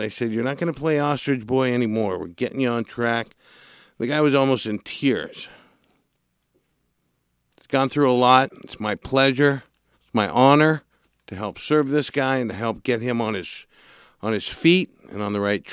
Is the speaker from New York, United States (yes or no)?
no; Santa Barbara, California, United States; born and raised in Santa Barbara